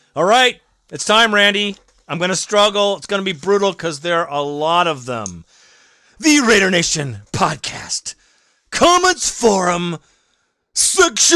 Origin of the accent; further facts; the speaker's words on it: Alabama, United States; I was born in Alabama